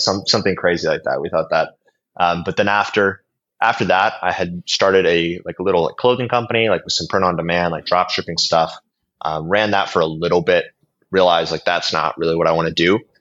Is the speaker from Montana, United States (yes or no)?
yes; Billings, Montana, United States; moved away as an adult; now in Warsaw, Poland; I'm an American entrepreneur. I'm originally coming from Billings, Montana, way out west.